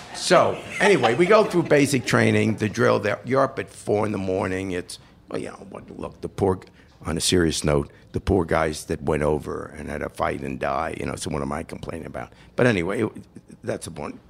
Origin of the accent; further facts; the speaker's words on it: New York, United States; moved away as an adult; also born or lived in London, England / Chicago; now in Cincinnati, United States; I was this kid from New York